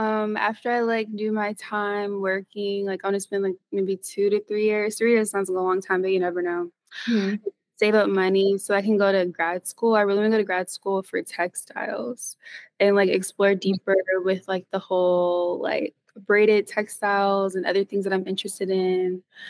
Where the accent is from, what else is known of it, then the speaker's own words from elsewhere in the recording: Philadelphia, Pennsylvania, United States; born there; I was born in Philadelphia, but I wasn't raised there. I moved around a lot.